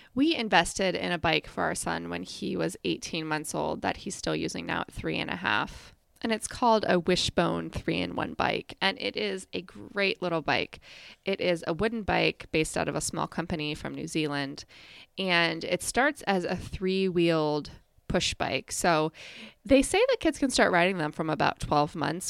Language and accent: English; Midwest, United States; I was growing up in the Midwest